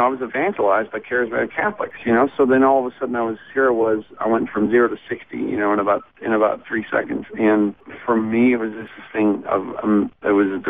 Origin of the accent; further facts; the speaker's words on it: Newfoundland and Labrador, Canada; moved away as an adult; also born or lived in Arizona; I was born in Newfoundland, Canada, and I lived there for 20 years. And in 1995, I moved to Arizona.